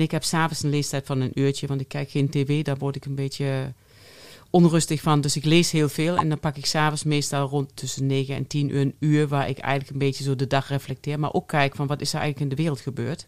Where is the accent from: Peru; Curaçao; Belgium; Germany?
Germany; accent: German; soft G; first language German; Dutch is a second language; moved away as an adult; also born or lived in Eindhoven; now in Netherlands; je hoort Duits. Eh, ik ben Duitse, nog steeds. Uh, Van oorsprong Duits. Ik heb 24 jaar in Duitsland eh, geleefd